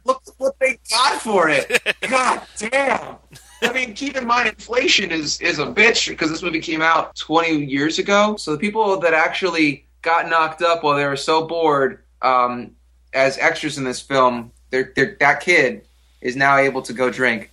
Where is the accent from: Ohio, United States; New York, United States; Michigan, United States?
Ohio, United States; my hometown in bumfuck Ohio